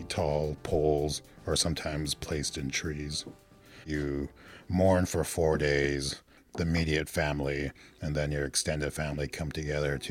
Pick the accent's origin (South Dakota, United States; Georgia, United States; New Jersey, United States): South Dakota, United States; Eagle Butte; now in Portland, United States; I was born in Eagle Butte, South Dakota, on the Cheyenne River Sioux Reservation in Indian Health Services